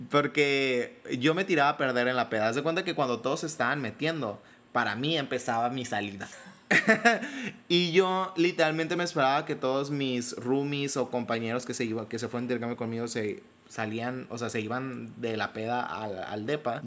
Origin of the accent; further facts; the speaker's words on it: Sonora, Mexico; soy de Sonora, soy de Sonora, aunque no parezca, soy de Sonora